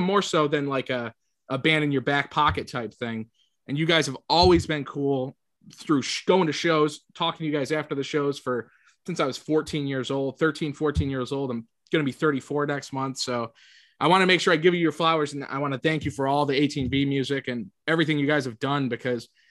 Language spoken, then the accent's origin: English; Syracuse, New York, United States; I'm from Syracuse